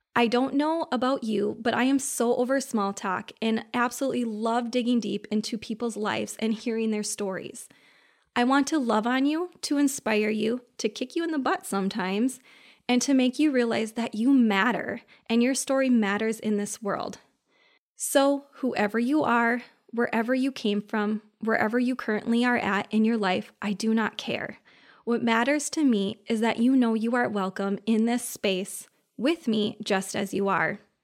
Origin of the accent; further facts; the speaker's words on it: Minnesota, United States; I'm from Minnesota